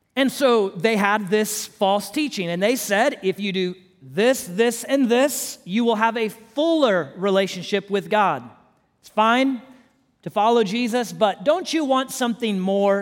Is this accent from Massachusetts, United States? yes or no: no; Houston, Texas, United States; moved away; I'm from Houston originally.